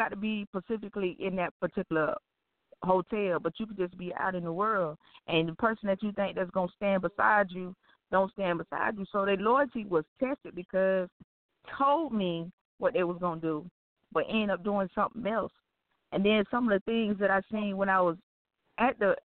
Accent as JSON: {"language": "English", "region": "Florida", "country": "United States", "said": "I'm from Florida"}